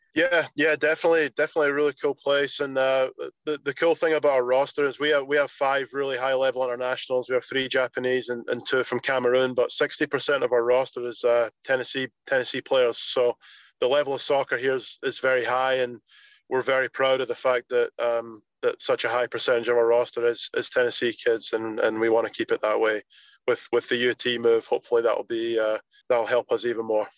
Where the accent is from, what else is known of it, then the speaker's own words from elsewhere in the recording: Scotland, United Kingdom; moved away as an adult; now in United States; I played in some uh, academies or some professional teams back in Scotland till from all the way from age 12 till 17